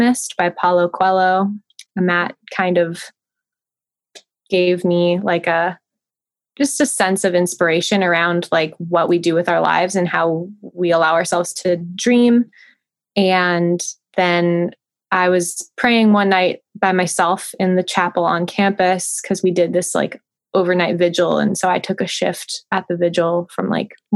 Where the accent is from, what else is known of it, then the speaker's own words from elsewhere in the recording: Santa Monica, California, United States; moved away as an adult; also born or lived in Portland; now in Nashville, United States; I'm born and raised in Southern California, like grew up in Santa Monica, lived in the LA region most of my life, with the exception of college in Portland